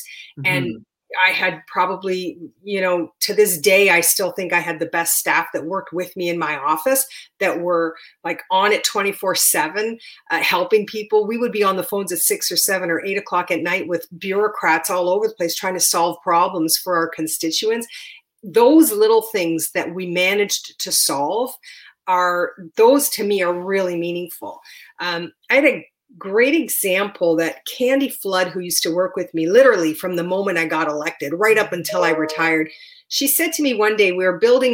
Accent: Windsor, Ontario, Canada; my hometown. Windsor is at the same latitude as Northern California

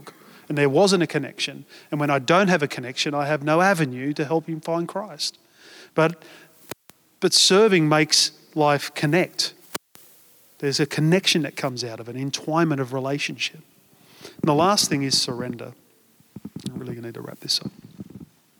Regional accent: Australia; we're Australian

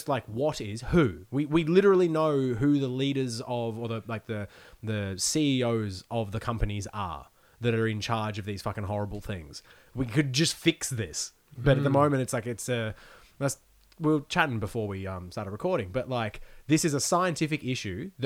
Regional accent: Australia; I grew up in Australia where religion is an afterthought for most people

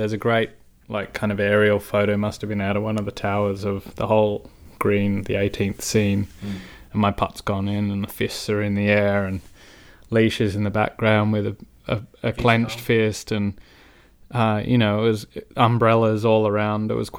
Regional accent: Australia; I'm a proud Aussie

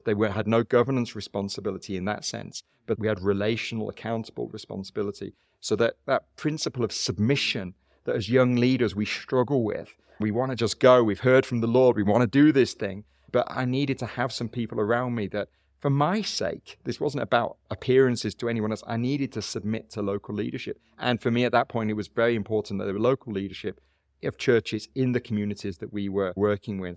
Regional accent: United Kingdom; moved away as an adult; also born or lived in South Africa; now in Cape Town, South Africa; even though I've lived in South Africa twenty-five years, I still recognize a couple of things. One is I'm still British origin. I'm culturally British

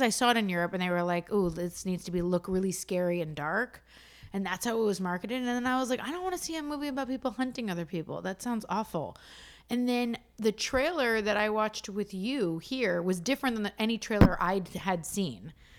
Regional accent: Montreal, Quebec, Canada; We're from Montreal.

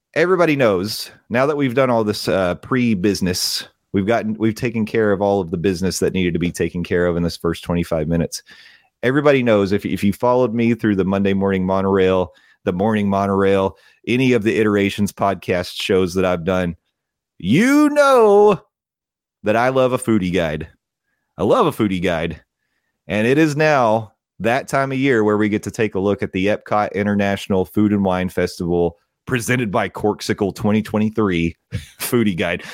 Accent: Tennessee, United States; I come from Tennessee, and that's what they teach you up there

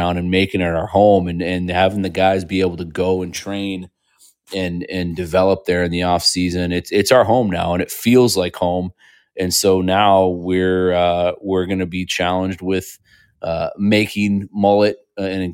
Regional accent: Indianapolis, Indiana, United States; moved away; my hometown of Indianapolis

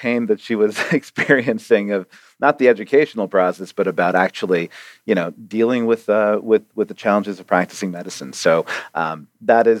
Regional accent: Arizona, United States; also born or lived in Toronto, Canada; I was born in Toronto and lived there for 5 years and moved down to Arizona as our first stop in America.

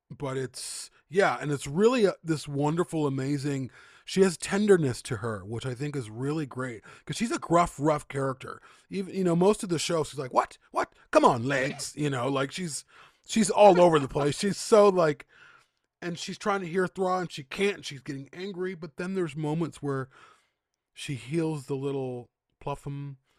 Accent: Chicago, Illinois, United States; moved away; I'm from the Midwest, Chicago

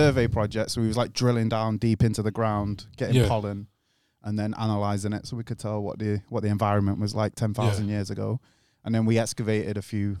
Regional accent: England, United Kingdom

